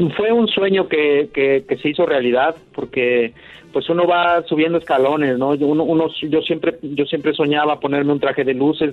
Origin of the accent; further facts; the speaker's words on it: Huamantla, Tlaxcala, Mexico; aquí mismo en mi tierra, en Huamantla, Tlaxcala